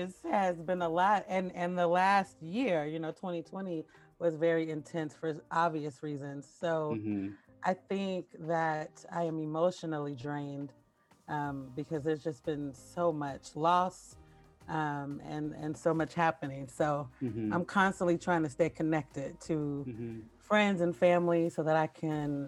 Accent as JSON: {"language": "English", "town": "Portland", "region": "Oregon", "country": "United States", "tie": "born or raised there", "also_born_or_lived": "Paterson, New Jersey", "said": "So I was born in Paterson, New Jersey, and I grew up in Portland, Oregon"}